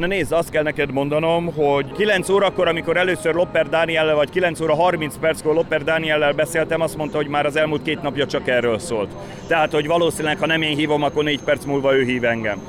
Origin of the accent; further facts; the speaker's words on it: Pécs, Baranya, Hungary; én Pécsi vagyok